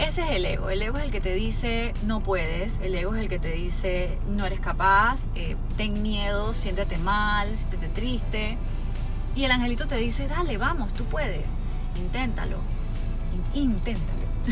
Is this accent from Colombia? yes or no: no; Panama; en mi país, yo vivo en Panamá